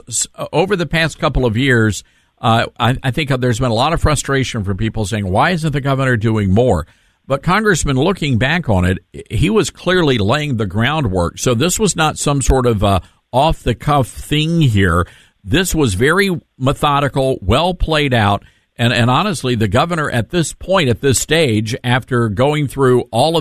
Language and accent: English; Tennessee, United States; I'm from Tennessee